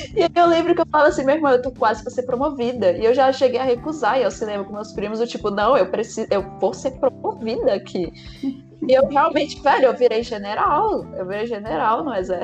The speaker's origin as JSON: {"language": "Portuguese", "town": "Brasília", "region": "Federal District", "country": "Brazil", "said": "sou daqui de Brasília, do Cerradão"}